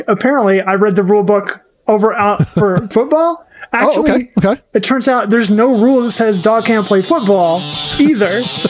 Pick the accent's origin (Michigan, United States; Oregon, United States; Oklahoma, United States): Oklahoma, United States; I grew up in Oklahoma.